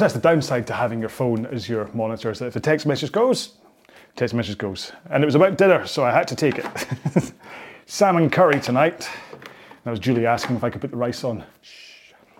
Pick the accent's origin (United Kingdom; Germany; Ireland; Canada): United Kingdom; Scotland; I'm very Scottish